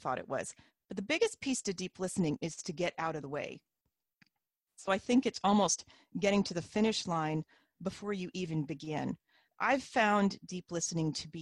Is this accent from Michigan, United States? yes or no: no; Independence, Missouri, United States; moved away as an adult; now in Canada; I'm from Independence, Missouri, and grew up in the RLDS Church